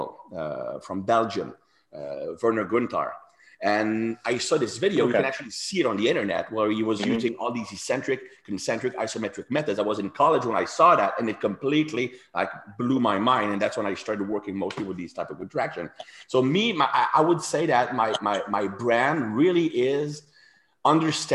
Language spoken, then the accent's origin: English; Canada; English is a second language; me being French Canadian, very similar background